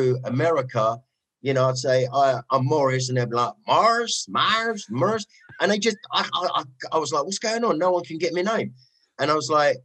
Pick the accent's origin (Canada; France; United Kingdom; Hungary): United Kingdom; London; accent: Cockney; moved away as an adult; now in Los Angeles, United States; Suburb of East London, on the verge of borders of Dagenham, a place called Goodmayes, Ilford.